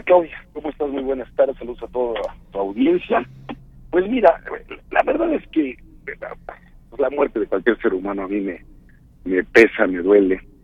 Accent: Puebla, Mexico; como poblano, como ciudadano de la República

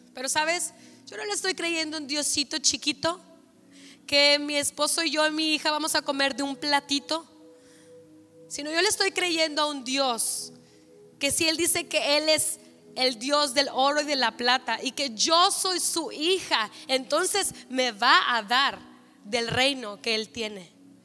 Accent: Mexico; como mexicanos

